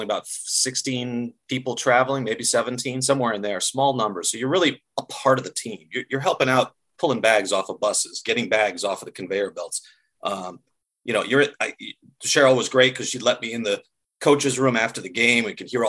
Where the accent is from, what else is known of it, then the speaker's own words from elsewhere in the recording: Western Massachusetts, United States; moved away as an adult; also born or lived in upstate New York / Jackson, Wyoming / Syracuse / Vermont; now in Minnesota, United States; So I grew up in Western Massachusetts in a small town. I went to a liberal arts school in upstate New York, kind of went out west to ski for a few years, just be a ski bum in Jackson, Wyoming